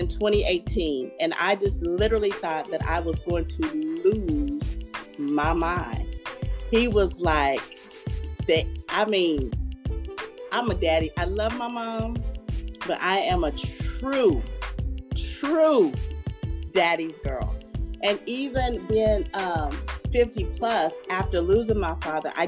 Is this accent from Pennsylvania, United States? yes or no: no; Dallas, Texas, United States; moved away as an adult; also born or lived in San Antonio, Texas; But I am from Dallas, and I lived in San Antonio for over 17 years